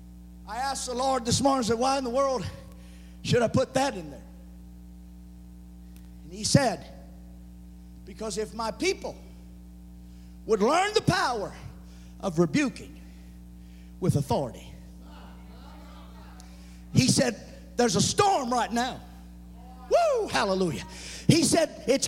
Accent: the South, United States; I'm from the South

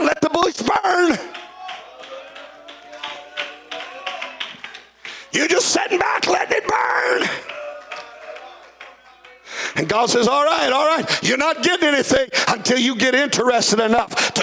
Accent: the South, United States; moved away; when I was raised in the South, we used to say he was all stove up.

